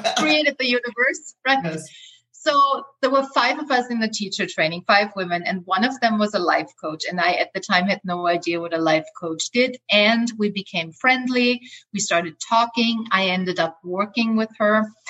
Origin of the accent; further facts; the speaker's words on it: Austria; English is a second language; also born or lived in Los Angeles, United States; now in Playa del Carmen, Mexico; I grew up in Austria in a small village with 9,000 people